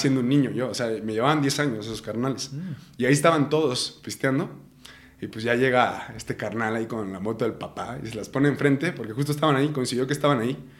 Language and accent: Spanish; Ario de Rosales, Michoacán, Mexico; also born or lived in Morelia, Michoacán; Nací, mi acta de nacimiento dice Morelia, Michoacán, pero en realidad yo me considero de Ario de Rosales, Michoacán